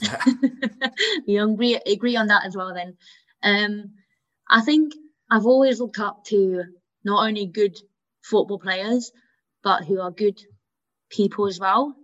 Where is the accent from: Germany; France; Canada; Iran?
Germany; Hanau, Hesse; first language German; moved away; I, I, I was born and grew up in Germany. I went to a German school, so even though English was my mother tongue, German was my first language.